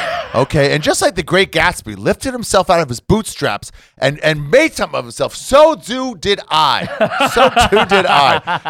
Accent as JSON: {"language": "English", "town": "Greensboro", "region": "North Carolina", "country": "United States", "tie": "born or raised there"}